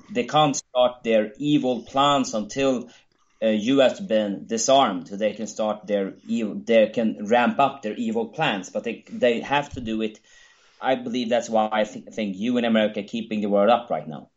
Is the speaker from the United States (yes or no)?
no; Sweden; my home country